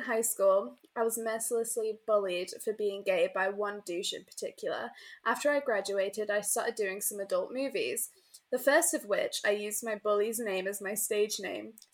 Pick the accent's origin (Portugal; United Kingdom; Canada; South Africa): United Kingdom; England; I'm so English.